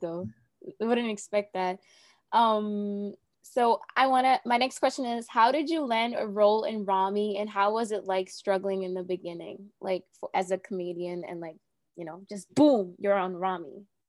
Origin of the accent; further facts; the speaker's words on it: New Jersey, United States; I'm from New Jersey